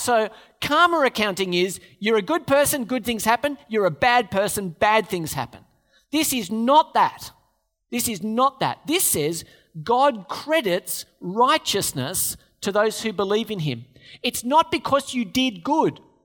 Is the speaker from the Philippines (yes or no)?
no; Australia; We're Australians